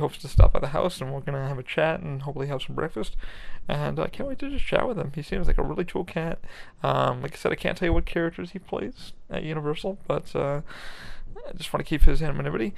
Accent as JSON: {"language": "English", "region": "New York", "country": "United States", "tie": "born or raised there", "said": "I grew up in New York"}